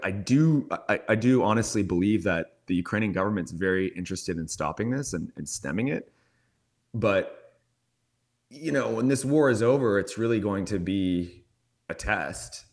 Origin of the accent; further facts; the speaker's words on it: Canada; I'm from Canada